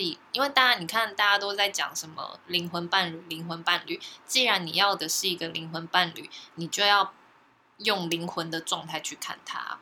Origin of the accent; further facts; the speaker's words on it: Taiwan; 我生在台湾真的非常幸福嘞